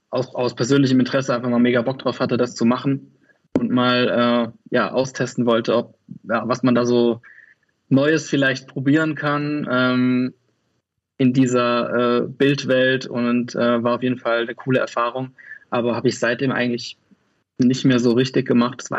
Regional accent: Kaiserslautern, Rhineland-Palatinate, Germany; now in Cologne, Germany; ich komme äh, aus Köln, also ursprünglich komme ich aus Kaiserslautern, aber bin seit 17 Jahren in Köln. Von daher ähm, stelle ich mich immer als Kölner vor.

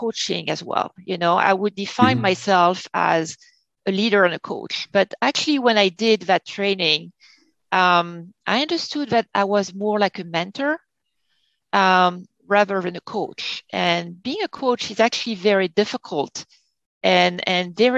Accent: France; moved away as an adult; now in Connecticut, United States; I'm from France, I never went to school in the US

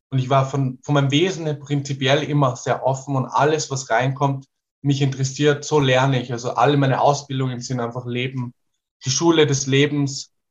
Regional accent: Portugal; German is a second language; ich bin sehr weltoffen aufgewachsen in Portugal in der Natur und mein Papa hat sehr, sehr viel verschiedene Musik aus aller Welt angehört.

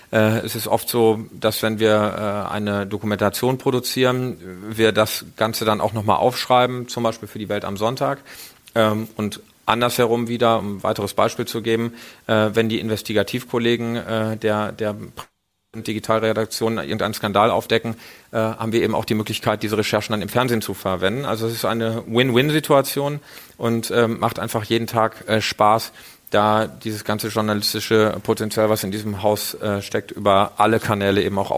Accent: Iserlohn, North Rhine-Westphalia, Germany; die Lokalzeitung meiner Heimatstadt Iserlohn, das ist der äh, Iserlohner Kreisanzeiger

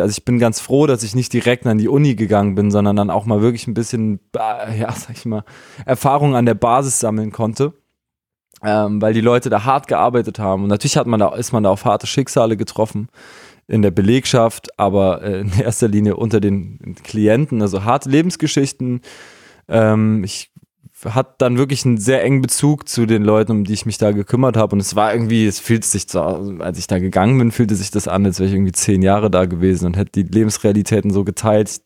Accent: Weimar, Thuringia, Germany; moved away as an adult; also born or lived in Berlin; bin ich in einer Zeit in Weimar groß geworden

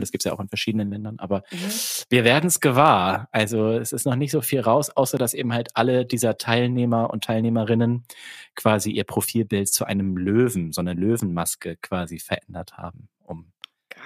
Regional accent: Germany; accent: German; Ich, ich habe schon einen deutschen Akzent.

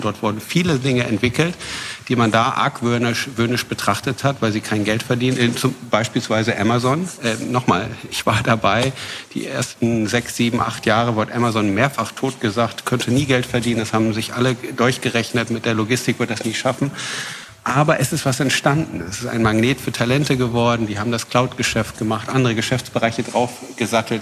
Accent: Braunschweig, Lower Saxony, Germany; moved away as an adult; also born or lived in New York; Nein, ich bin aus Braunschweig. Also auch unser, äh, meine Familie und unser Familienunternehmen ist ein altes Braunschweiger Familie sind wir

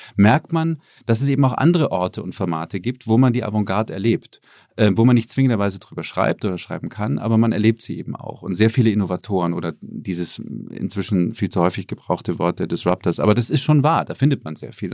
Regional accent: Munich, Bavaria, Germany; moved away as an adult; also born or lived in Berlin / Boston; ich bin in München aufgewachsen

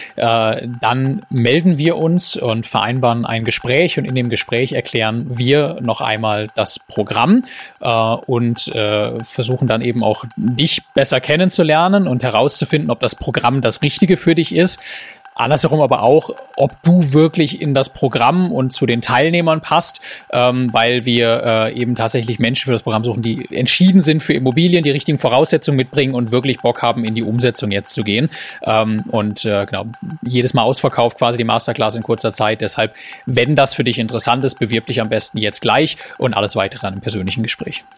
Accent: Oldenburg, Lower Saxony, Germany; moved away as an adult; also born or lived in Japan / Sweden; now in Stuttgart, Germany; ich komme eigentlich gebürtig aus Oldenburg, deswegen schwäbel ich jetzt auch so gar nicht

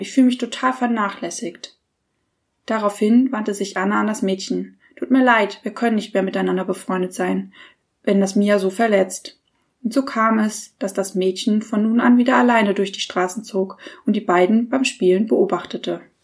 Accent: Germany; wir als Deutsche

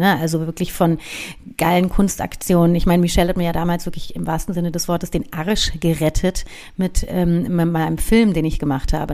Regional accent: Berlin, Germany; Bei uns in Reinickendorf, in Hermsdorf

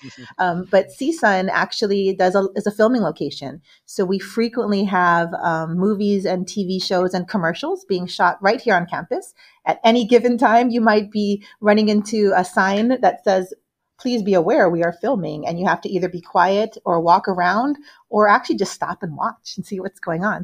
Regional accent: Hawaii, United States; now in Los Angeles, United States; I'm from Hawaii, which is a very, very tiny island. Um, and I'm here now

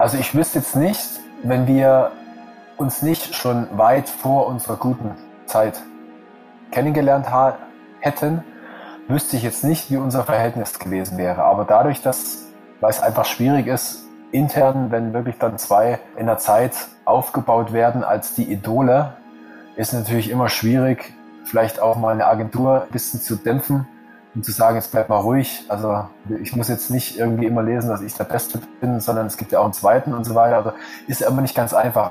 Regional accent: Germany; als Deutscher

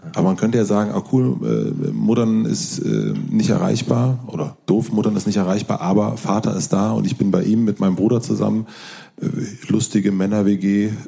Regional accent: South Brandenburg, Germany; ich komme aus Südbrandenburg, ähm, Südbrandenburg

